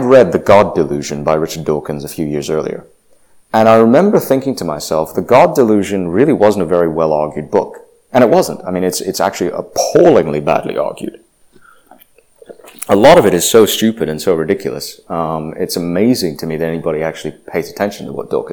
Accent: Indonesia; now in United States; I grew up in Indonesia. I spent 8 years there

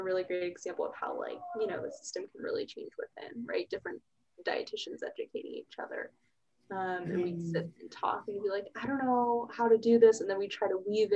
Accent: Plano, Texas, United States; moved away as an adult; also born or lived in Columbia, Missouri; now in Austin, United States; I'm originally from Dallas, suburb, Plano

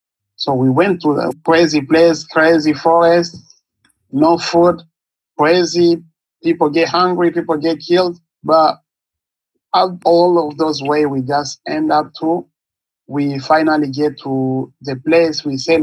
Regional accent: DR Congo; now in Manchester, United States; I'm originally from Congo. I'm living in United States, Manchester, New Hampshire.

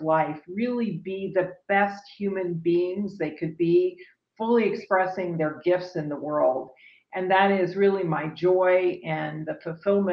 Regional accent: Dayton, Ohio, United States; moved away as an adult; also born or lived in California; now in Austin, United States; I was born in Dayton, Ohio.

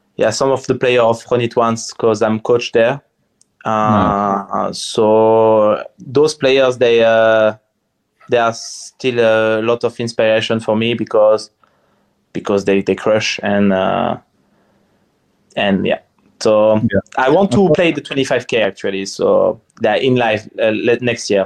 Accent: near Strasbourg, Grand Est, France; English is a second language; moved away as an adult; also born or lived in Paris, France / Sardinia, Italy; now in Malta; I'm from France, next to Strasbourg, next to Germany, in the border with Germany.

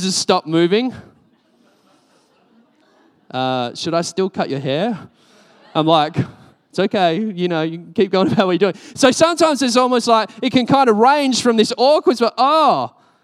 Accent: Australia; I'm Australian.

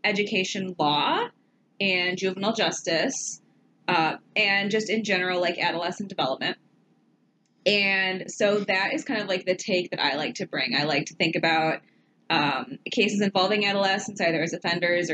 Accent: Detroit, Michigan, United States; accent: Midwestern; now in Indiana, United States; I grew up in Detroit, Michigan, and I currently live in Indiana

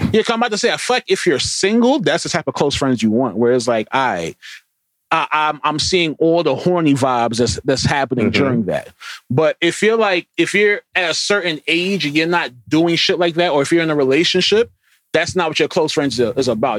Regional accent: New York, United States; we're, we're from New York

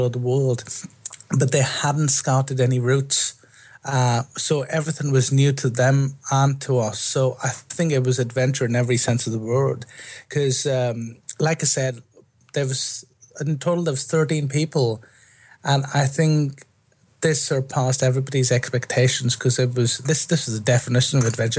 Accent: India; moved away as an adult; now in London, United Kingdom; I grew up in India

